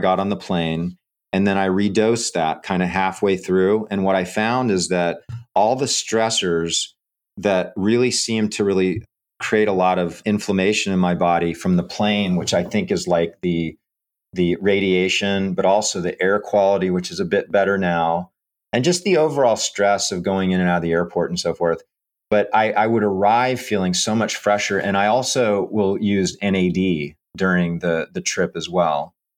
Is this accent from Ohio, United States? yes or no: no; Hawaii, United States; also born or lived in Camp Lejeune, North Carolina; now in Florida, United States; I grew up in Hawaii, and my dad and sister still live out there. So I would travel from Florida to Hawaii